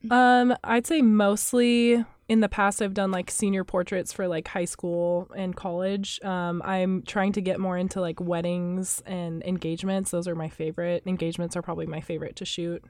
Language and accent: English; Wichita, Kansas, United States; now in Manhattan, Kansas, United States; I'm from Wichita, Kansas